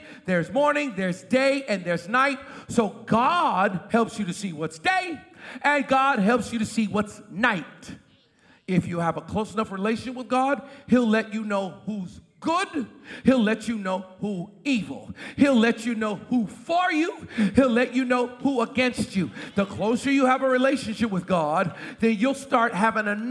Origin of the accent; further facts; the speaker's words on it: Boston, Massachusetts, United States; moved away; I was raised in Boston